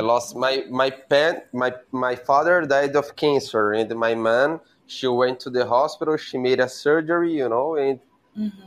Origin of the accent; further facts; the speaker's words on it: Brazil; English is a second language; I'm from Brazil